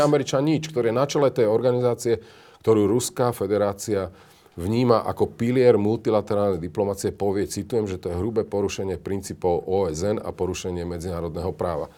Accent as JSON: {"language": "Slovak", "country": "Slovakia"}